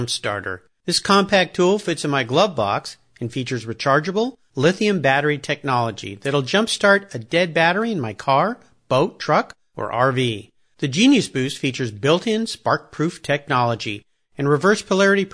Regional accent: Southern California, United States; I grew up in Southern California where nobody had an accent

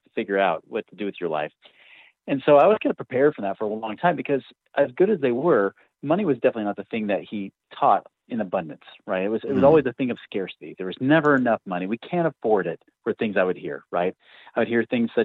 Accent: Oregon, United States; I grew up out in Oregon

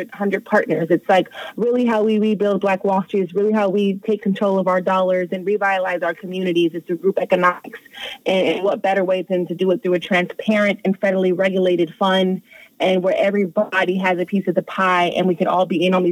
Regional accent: Los Angeles, California, United States; now in Atlanta, United States; I'm from Los Angeles, California, and he's from New Jersey, but we are both housed in Atlanta now

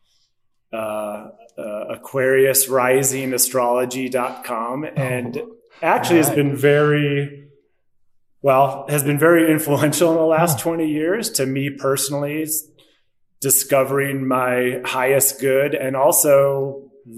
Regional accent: Milwaukee, Wisconsin, United States; moved away as an adult; also born or lived in Crested Butte, Colorado / Berkeley, California; now in Denver, United States; I was born and raised in Milwaukee, Wisconsin, kind of middle-class suburb

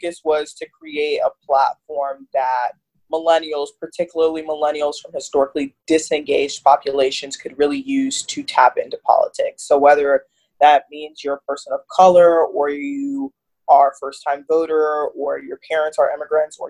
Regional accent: Fort Lauderdale, Florida, United States; also born or lived in Miami, Florida; now in Washington, D.C., United States; I'm actually originally from Miami, Florida, and I was raised in Fort Lauderdale

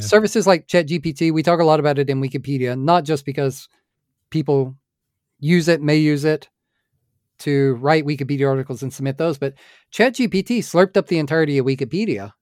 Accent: United States; I'm an American

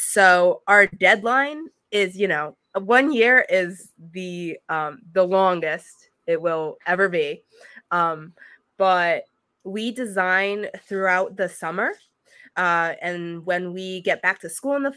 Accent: Connecticut, United States; I'm from Connecticut, kind of towards New York in a small little town

